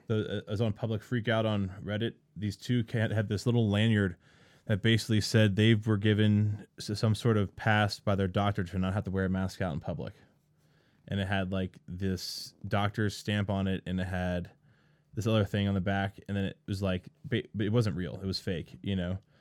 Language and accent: English; East Coast, United States; moved away; I'm from the East Coast